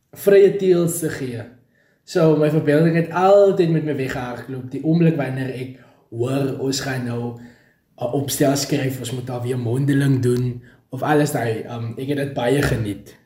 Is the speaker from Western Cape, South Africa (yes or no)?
yes; a small town near Vredendal, Western Cape, South Africa; Ek is gebore daar in die Karis wêreld en ek het groot geword op 'n klein dorpie genaamd Redport, daar in die Vredendal omgewing.